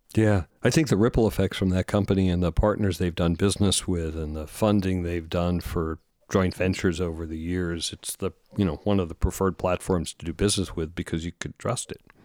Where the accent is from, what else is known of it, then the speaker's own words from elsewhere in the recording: East Coast, United States; we're both from the East Coast.